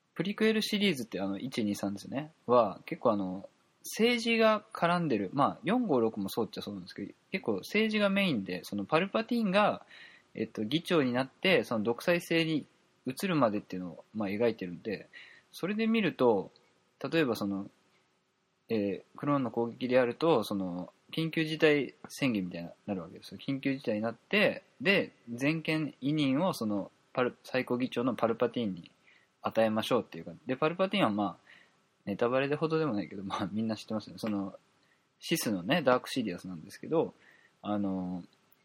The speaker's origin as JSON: {"language": "Japanese", "region": "Kansai", "country": "Japan", "accent": "Kansai dialect", "said": "関西弁が出て"}